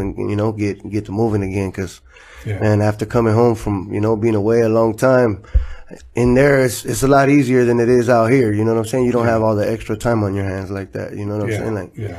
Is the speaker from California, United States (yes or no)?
yes; Los Angeles, California, United States; also born or lived in Inglewood, California; I grew up in Florence in the you know, south central area, south side